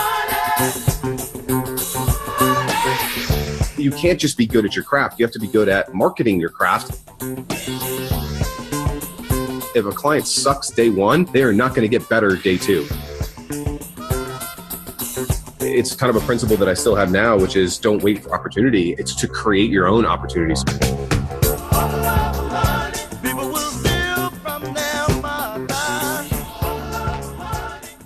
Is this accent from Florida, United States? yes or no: yes; Fort Lauderdale, Florida, United States; now in Winter Park, United States; Grew up in Fort Lauderdale, Florida, and then made the 3-hour trek up north to Orlando.